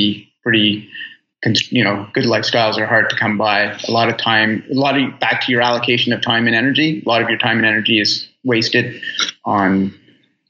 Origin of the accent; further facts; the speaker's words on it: Halifax, Nova Scotia, Canada; moved away as an adult; also born or lived in Toronto, Canada; it's home. It's home for me.